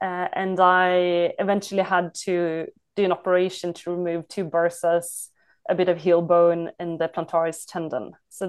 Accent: Sweden; I came from Sweden.

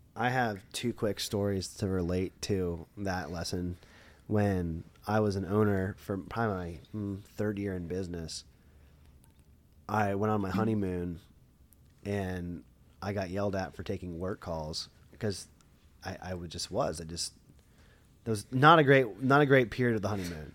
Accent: Lebanon, Pennsylvania, United States; I'm from Lebanon, like, never heard of it.

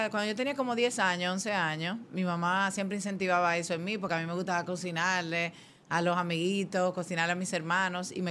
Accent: Dominican Republic; la cocina dominicana en mi país.

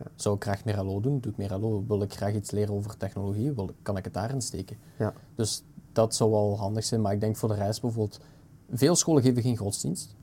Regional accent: Belgium; We zijn een tweetalig land. Eigenlijk een mhm. beetje drietalig met dat Duits mini-gedeelte

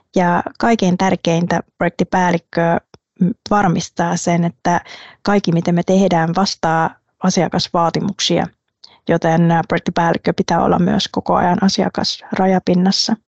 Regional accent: Quy Nhon, Binh Dinh, Vietnam; Finnish is a second language; moved away as an adult; also born or lived in Ho Chi Minh City, Vietnam / Lahti, Finland; now in Finland; Mä synnyin pienessä Quinjoen kaupungissa rannikolla

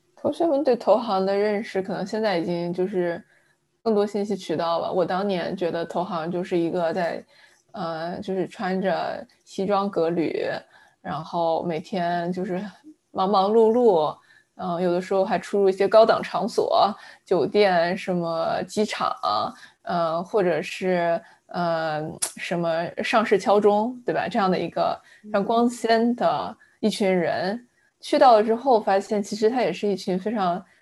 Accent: Fujian, China; also born or lived in Anhui / Hong Kong; now in San Francisco Bay Area, United States; 我是一个安徽出生，呃，福建长大的，呃，算南方人吧，呃嗯。 然后我，因为在香港住的时间比较长，香港也算我是第二个家了

